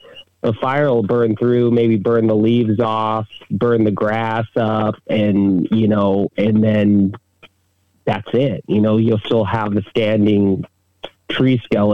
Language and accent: English; Big Island, Hawaii, United States; moved away as an adult; also born or lived in mainland United States; I'm originally from the Big Island here and spent a lot of my adult life in around the United States and just moved back here about a year and a half ago.